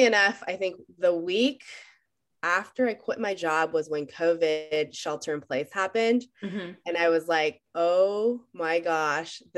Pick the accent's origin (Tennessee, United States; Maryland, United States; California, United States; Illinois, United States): California, United States; Bay Area; also born or lived in San Jose / Los Altos; I am the person that either loves or just the boring person that never left the Bay Area. I was born in San Jose